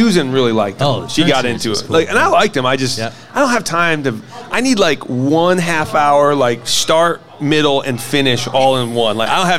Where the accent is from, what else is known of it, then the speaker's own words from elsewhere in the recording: Hillsdale, Michigan, United States; I grew up in Hillsdale